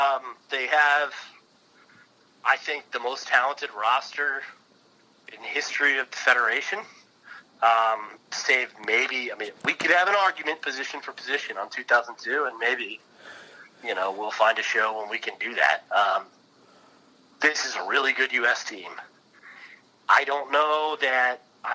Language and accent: English; United States; as an American, I don't want to get all patriotic